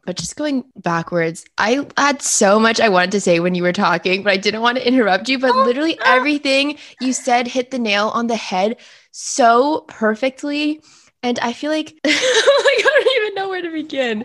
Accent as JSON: {"language": "English", "town": "Fairfax", "region": "Virginia", "country": "United States", "said": "I'm from Fairfax"}